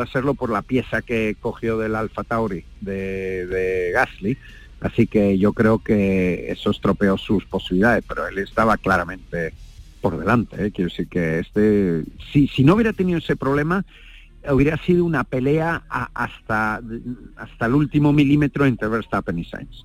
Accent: Spain; somos españoles

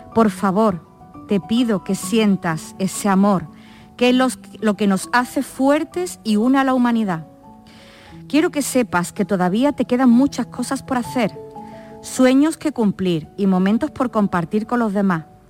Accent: Málaga, Andalusia, Spain; yo no soy de Córdoba, soy de Málaga

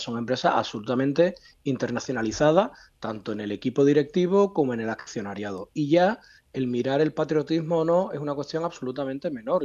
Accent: Spain; como español

